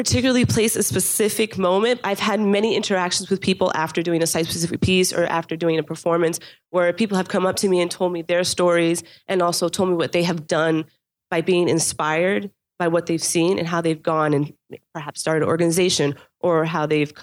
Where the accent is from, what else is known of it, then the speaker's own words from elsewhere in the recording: North Miami, Florida, United States; also born or lived in New York; I'm born and raised here. I'm a product, yes, made in Dade, represent 305